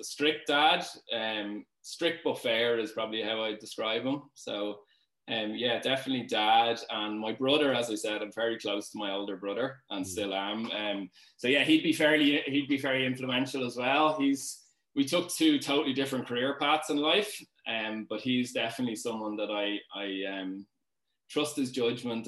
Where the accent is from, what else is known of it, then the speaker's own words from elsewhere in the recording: Dublin, Leinster, Ireland; I'm from Dean's Grange area, Dublin.